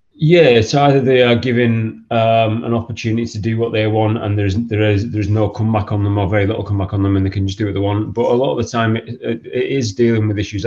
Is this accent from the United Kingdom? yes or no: yes; Stockton-on-Tees, North East England, United Kingdom; growing up in Stockton.